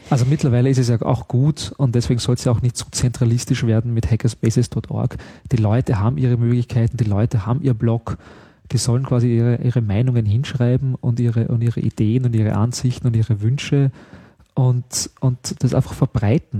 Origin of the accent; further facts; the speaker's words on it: Austria; ich darf das ja als Österreicher wirklich sagen